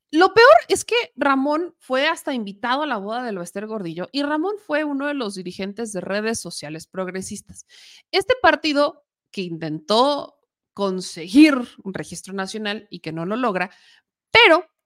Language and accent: Spanish; Puebla, Mexico; aparte es una copia que nos deja bien mal parados a los poblanos. O sea, la otra vez me decían que yo tengo acento chilango.